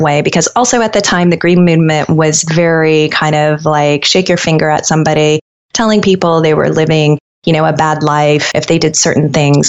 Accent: Colorado, United States; I grew up in Colorado and I was surrounded by nature

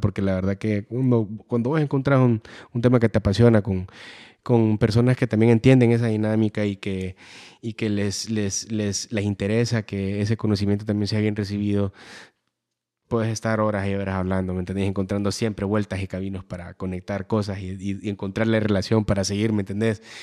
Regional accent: Honduras

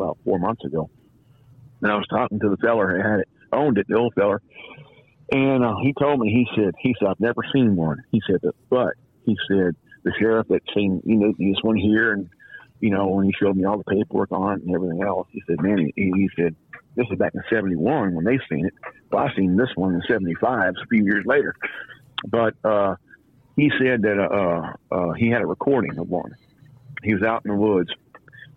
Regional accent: Los Angeles, California, United States; moved away as an adult; now in Louisiana, United States; From Canoga Park, California, San Fernando Valley

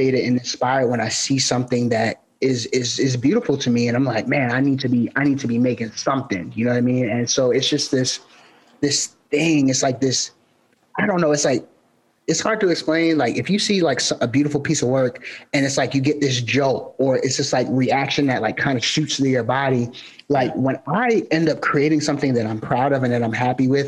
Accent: Baltimore, Maryland, United States; I'm from Baltimore

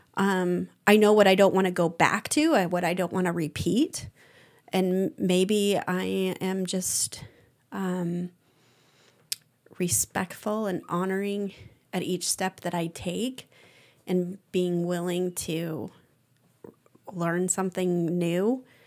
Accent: United States; being American

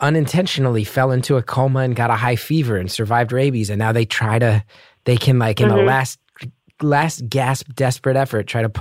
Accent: New Jersey, United States; I grew up in New Jersey

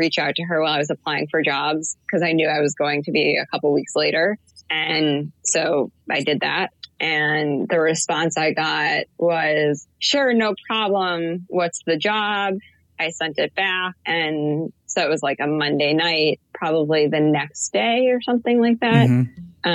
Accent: Chicago, Illinois, United States; moved away as an adult; I was supposed to move home. I'm from Chicago.

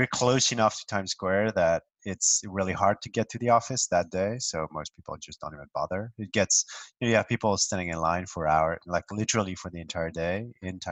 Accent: France; now in New York, United States; I grew up in France, in a medium sized city, relatively far from Paris

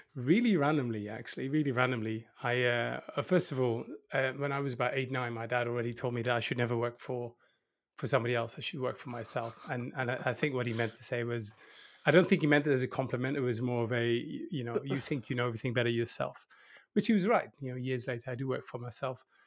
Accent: 's-Hertogenbosch, North Brabant, Netherlands; I'm actually from the countryside. So I'd be considered, uh, not from Holland, I'm from the Netherlands.

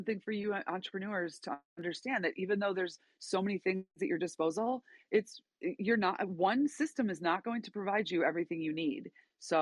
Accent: Chicago, Illinois, United States; moved away as an adult; now in Boise, United States; For the first 28 years, I'm living in one of the, I think it is the most deadly cities in the country

